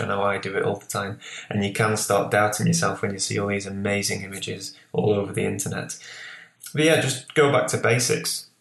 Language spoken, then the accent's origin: English; Lancashire, North West England, United Kingdom; also born or lived in Newcastle; now in Whitley Bay, United Kingdom; where I grew up in Lancashire, which is the northwest, I grew up